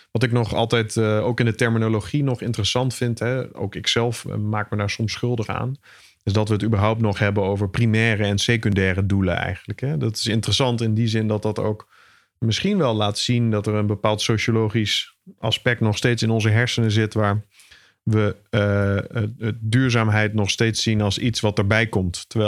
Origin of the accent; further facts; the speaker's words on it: 's-Hertogenbosch, North Brabant, Netherlands; Ik kom zelf uit Den Bosch, dus ik mag dit soort dingen zeggen als je van onder de rivieren komt.